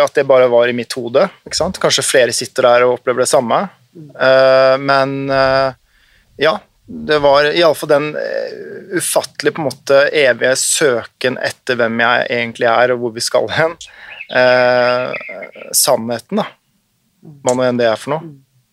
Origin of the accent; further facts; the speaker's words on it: Oslo, Norway; accent: bokmål dialect with uvular r; also born or lived in Nordfjord / Austevoll; så flyttet vi etter jeg var rundt fem-seks år, til Oslo. Eh, og det husker jeg veldig godt, som et stort skifte. kom jo da med Eidsvolls-dialekt og anpasset meg ganske kjapt, ganske ubevisst, tror jeg, over til bokmålsdialekt, men med skarrieren fortsatt intakt